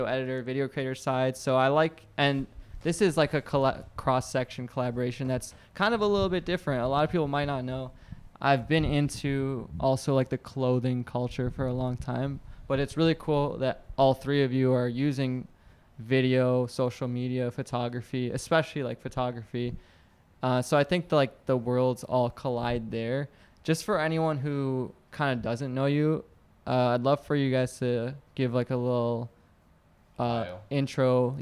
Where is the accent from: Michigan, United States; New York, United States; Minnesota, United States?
Michigan, United States; Detroit; I was born here, like in Detroit